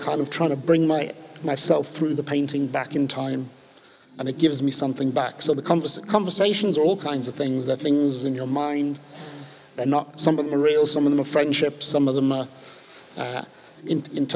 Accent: London, United Kingdom; moved away as an adult; also born or lived in west of Ireland; now in Ireland; I grew up in London and moved to Ireland in 1984 when I left finishing my education

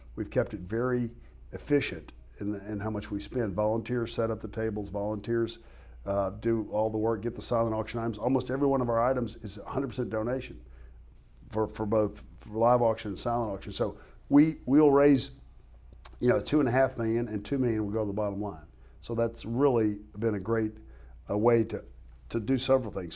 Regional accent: West Tennessee, United States; We grew up in West Tennessee

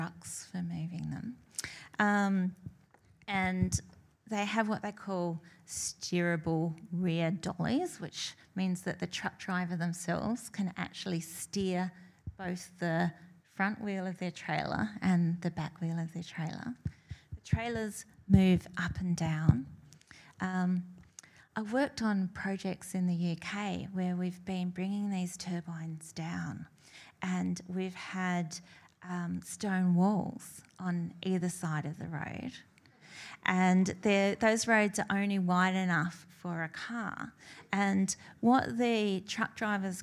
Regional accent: northwest coast of Tasmania, Australia; I grew up in Tasmania, in the northwest coast of Tasmania.

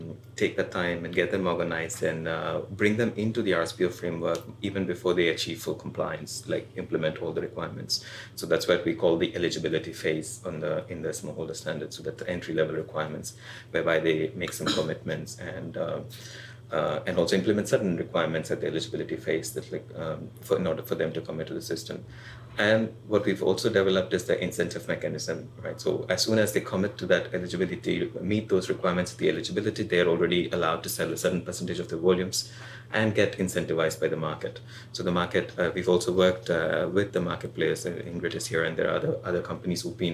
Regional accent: India; I'm from India

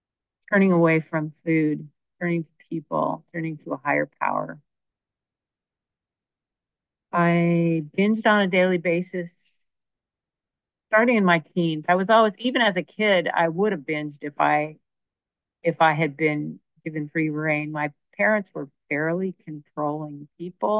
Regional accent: Berkeley, California, United States; I grew up in Berkeley

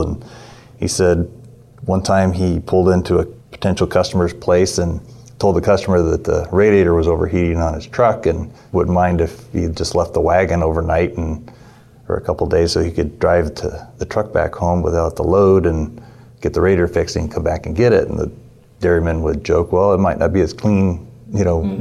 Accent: California, United States; I'm from California. But we're located in Merced, California

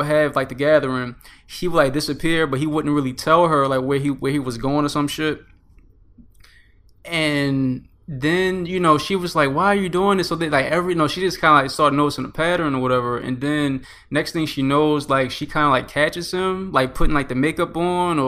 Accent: Baltimore, Maryland, United States; moved away as an adult; now in Oklahoma, United States; I'm from Baltimore, but, you know, I'm in Oklahoma right now.

